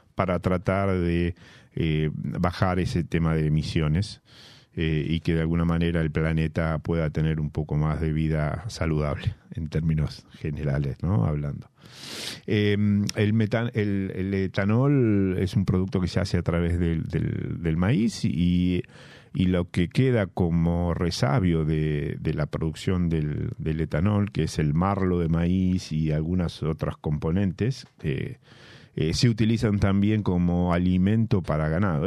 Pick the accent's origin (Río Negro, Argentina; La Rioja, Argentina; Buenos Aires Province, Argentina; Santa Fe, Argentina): Buenos Aires Province, Argentina; La Plata; yo siendo platense y habiendo nacido en La Plata